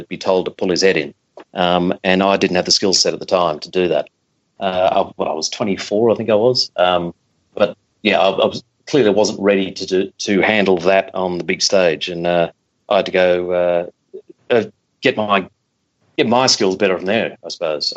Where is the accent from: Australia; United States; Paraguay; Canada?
Australia; Melbourne, Victoria; moved away as an adult; now in London, United Kingdom; I'm from Melbourne. I caddied when I was 11 years old at Royal Melbourne.